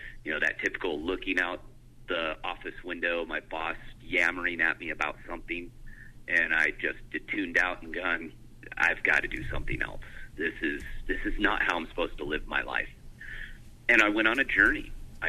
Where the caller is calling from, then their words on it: Northeast Washington State, United States; I am calling from my house off the grid in Northeast Washington State.